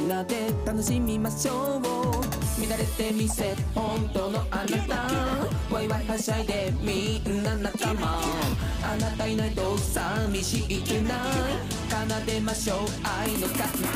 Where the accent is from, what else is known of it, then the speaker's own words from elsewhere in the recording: Nagoya, Aichi, Japan; 名古屋生まれ名古屋育ちのドラッグクイーン